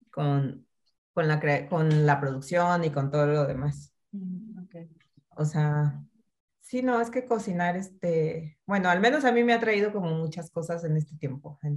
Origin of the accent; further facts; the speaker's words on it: Mexico; la gastronomía es parte de nuestra cultura, o sea, como familias mexicanas o familias latinas y además en un país tan vasto en gastronomía